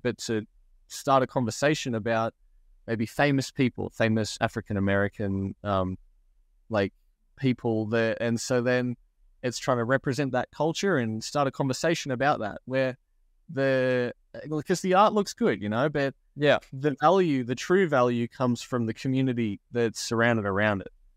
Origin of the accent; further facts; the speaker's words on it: Australia; I'm like Australian. I live in Australia